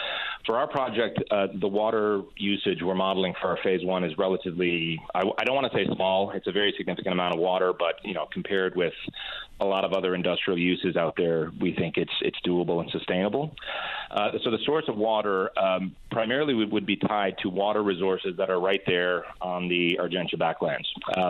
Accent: St. John's, Newfoundland and Labrador, Canada; I grew up in Newfoundland. I grew up in St. John's, went to Brother Rice High School, went to Memorial.

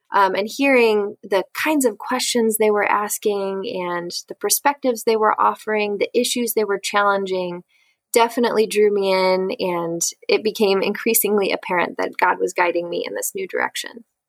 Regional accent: St. Louis, Missouri, United States; also born or lived in Atchison, Kansas; I am originally from St. Louis, Missouri, and I currently live here with my husband

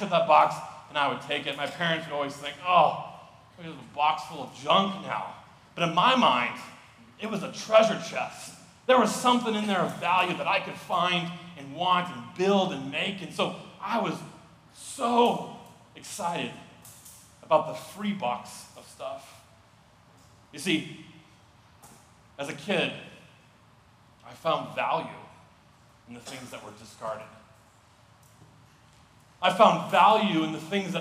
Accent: Missoula, Montana, United States; moved away as an adult; now in Sioux Falls, United States; As a kid, I grew up in Missoula, Montana as a kid

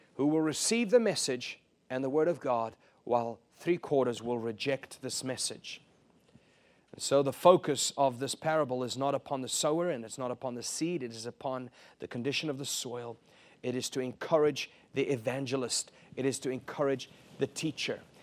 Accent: South Africa; moved away; I was raised in South Africa

